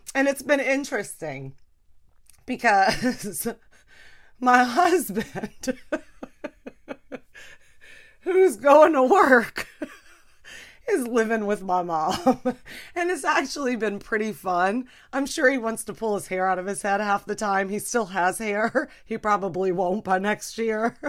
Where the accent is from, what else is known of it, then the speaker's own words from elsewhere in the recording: Louisiana, United States; we're from Louisiana, you know? I grew up eating all fried food.